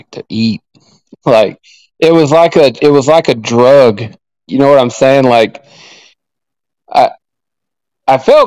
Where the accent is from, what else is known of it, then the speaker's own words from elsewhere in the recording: Oklahoma, United States; also born or lived in Arizona; I was born in Arizona, but my parents moved me back out, moved me to Oklahoma